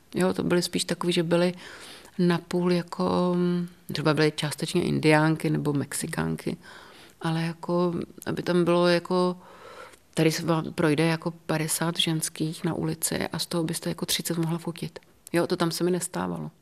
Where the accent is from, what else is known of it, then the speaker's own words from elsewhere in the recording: Hořice, Hradec Králové Region, Czechia; also born or lived in Davle; now in Český Krumlov, Czechia; já jsem se narodila v Podkrkonoší, v Hořicích